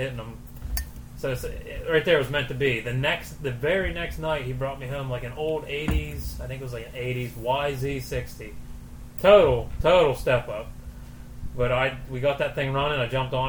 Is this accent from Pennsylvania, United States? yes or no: yes; Brookville, Pennsylvania, United States; moved away; Originally, I'm from Brookville, Pennsylvania